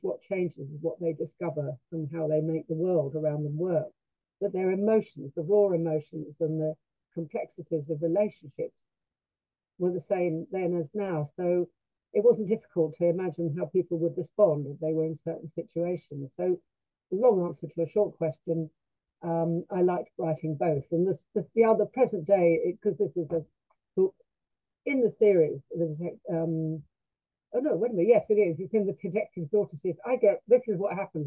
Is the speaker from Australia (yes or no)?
no; London, United Kingdom; now in Sussex, United Kingdom; i'm a londoner